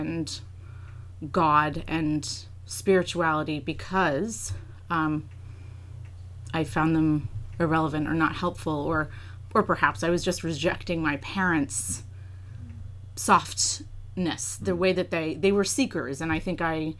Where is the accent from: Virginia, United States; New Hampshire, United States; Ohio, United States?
New Hampshire, United States; also born or lived in Massachusetts; I grew up in New Hampshire in a small town, and my parents were both, we were transplants from Massachusetts.